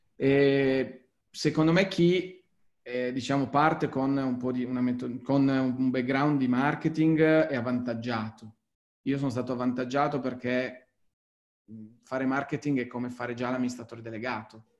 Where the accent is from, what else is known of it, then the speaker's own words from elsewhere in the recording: Turin, Piedmont, Italy; sono torinese